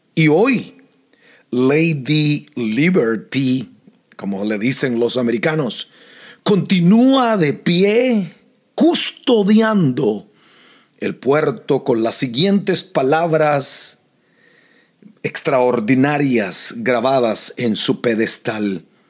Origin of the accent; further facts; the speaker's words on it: Costa Rica; now in United States; nací en Costa Rica, pero esta se ha convertido en mi nación